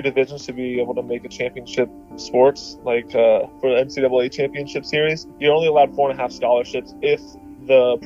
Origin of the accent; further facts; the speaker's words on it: Arizona, United States; Grand Canyon University in my home state of Arizona